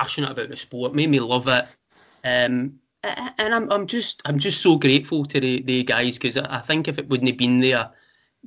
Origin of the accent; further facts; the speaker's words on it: Scotland, United Kingdom; I grew up in the Thatcher eraism of the 80s up here